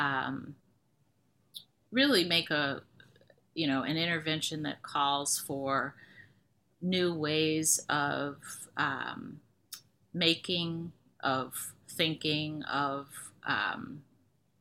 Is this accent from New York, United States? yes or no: no; Detroit, Michigan, United States; I was born and raised in Detroit